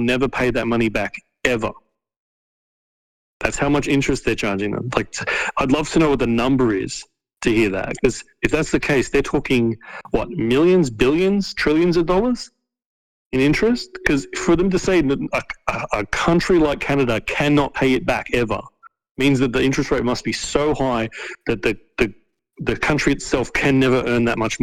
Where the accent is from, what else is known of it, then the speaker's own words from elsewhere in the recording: Australia; we have politicians in our country